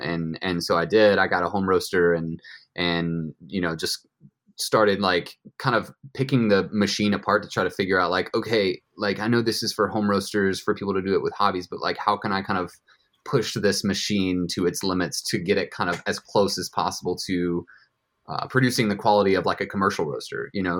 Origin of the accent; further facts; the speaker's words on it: Carrollton, Georgia, United States; moved away as an adult; also born or lived in Nashville, Tennessee / San Diego, California; now in Carlsbad, United States; I grew up in Georgia, uh, about an hour west of Atlanta in a town called Carrollton